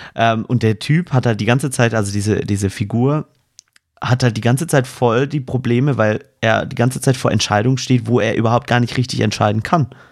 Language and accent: German; Swabia, Germany; accent: Swabian; Ich bin Schwabe, ja. da kommt ein bisschen grammatisches Dialekt mit durch